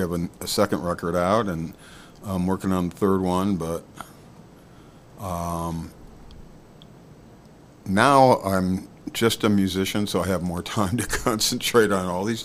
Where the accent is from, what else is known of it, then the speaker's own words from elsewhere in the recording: Watertown, Wisconsin, United States; moved away as an adult; also born or lived in Madison, Wisconsin; I grew up in Watertown, which is one wonderful little city, and so I came to Madison